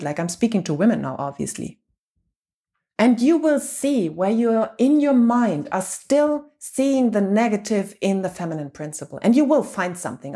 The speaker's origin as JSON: {"language": "English", "country": "Germany", "said": "I'm from Germany and whole Europe"}